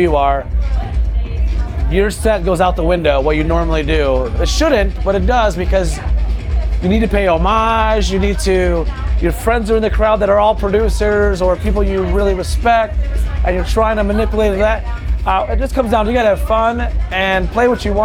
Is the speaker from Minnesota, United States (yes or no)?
no; Detroit, Michigan, United States; we're DJs from Detroit.